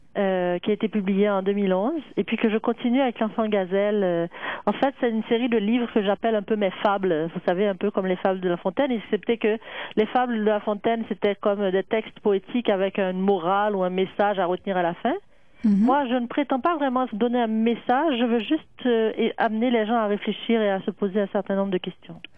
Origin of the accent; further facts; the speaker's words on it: Haiti; je suis née en Haïti